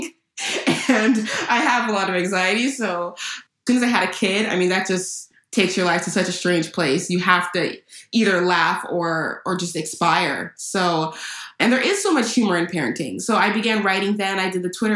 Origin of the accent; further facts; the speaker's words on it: California, United States; I was born and raised in California